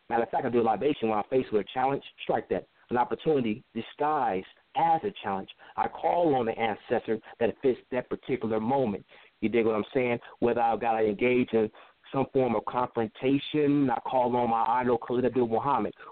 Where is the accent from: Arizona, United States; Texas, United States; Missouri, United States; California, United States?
California, United States; also born or lived in Chicago; now in Palmdale, United States; I was actually born in Chicago, but I was raised in Southern California. I'm like the Midwest see the West Coast breeded, so I've been moving around a lot.